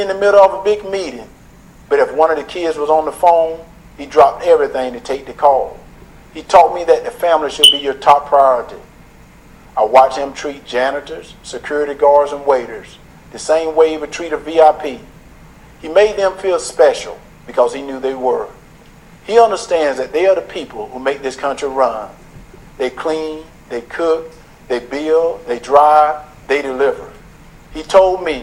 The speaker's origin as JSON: {"language": "English", "region": "Deep South", "country": "United States", "tie": "born or raised there", "said": "Growing up in the Deep South"}